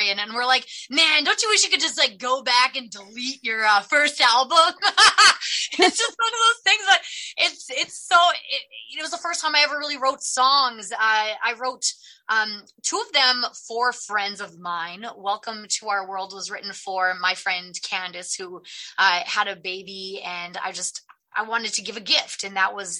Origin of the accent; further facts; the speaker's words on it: Edmonton, Alberta, Canada; born and raised in Edmonton